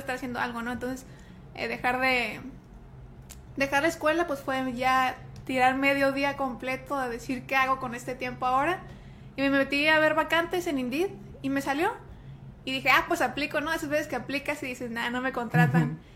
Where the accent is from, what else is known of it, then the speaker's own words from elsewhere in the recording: Tijuana, Baja California, Mexico; accent: Monterrey; soy aquí de Tijuana, aquí nací, aquí crecí y aquí andamos